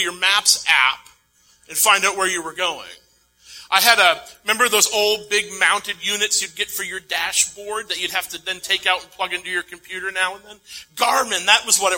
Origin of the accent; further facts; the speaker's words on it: Maine, United States; moved away; my hometown